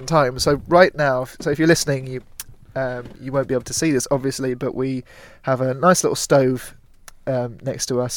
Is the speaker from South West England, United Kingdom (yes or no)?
yes; Gillingham, South West England, United Kingdom; my hometown of Gillingham in Dorset